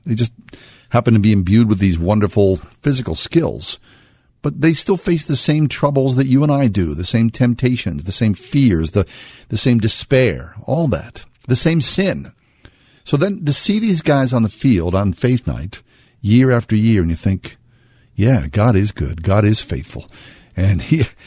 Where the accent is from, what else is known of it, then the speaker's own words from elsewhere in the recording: United States; we're born and raised in America